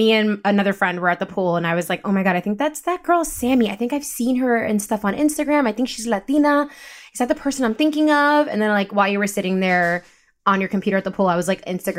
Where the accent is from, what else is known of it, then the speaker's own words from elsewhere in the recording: Rockland County, New York, United States; also born or lived in Bronx, New York; I was born in the Bronx. We left that when I was 5 from the city. And I was technically raised in Rockland County, where it's really an hour away from the city.